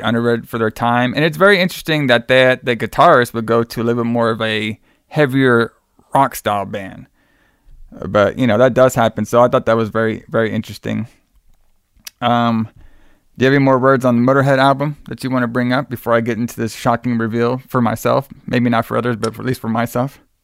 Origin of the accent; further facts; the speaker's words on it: Texas, United States; flying back to the home state of Texas, brother, my home state at least